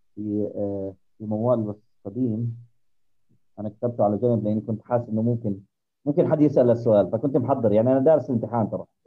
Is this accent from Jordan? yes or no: yes; Jordan; عندنا بالاردن